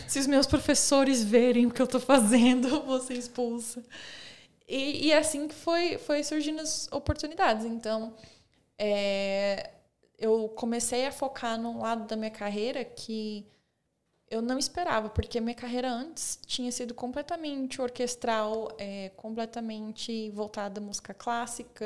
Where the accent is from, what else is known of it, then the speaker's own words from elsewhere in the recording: Osasco, São Paulo, Brazil; moved away; also born or lived in Bulgaria / Texas, United States; Porque a cidade pequena, vim de São Paulo